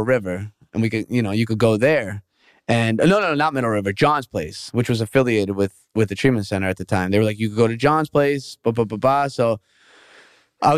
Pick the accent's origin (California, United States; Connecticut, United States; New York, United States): New York, United States; moved away; I'm from New York